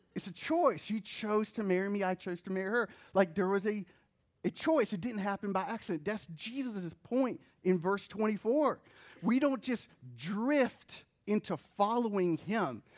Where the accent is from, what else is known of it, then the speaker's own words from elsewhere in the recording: New Jersey, United States; moved away; also born or lived in North Carolina; I was born in New Jersey. I didn't choose